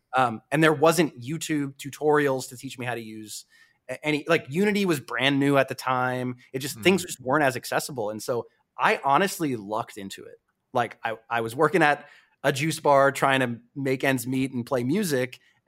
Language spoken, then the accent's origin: English; East Coast, United States; So I'm from the East Coast, and I think, like, fortunately, if you grew up on the West Coast